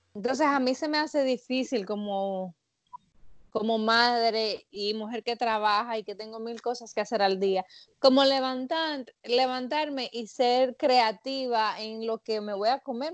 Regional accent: Dominican Republic; Yo soy dominicana

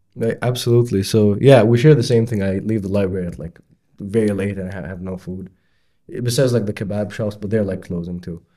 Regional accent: Bahrain; moved away as an adult; now in Edinburgh, United Kingdom; I'm from Bahrain

